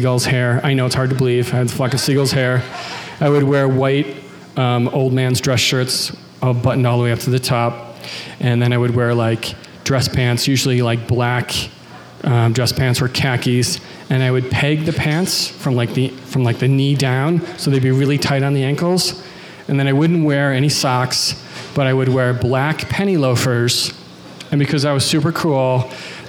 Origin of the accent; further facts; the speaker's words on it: Cheektowaga, New York, United States; moved away as an adult; my hometown, which is a suburb of Buffalo, New York. It's a town called Cheektowaga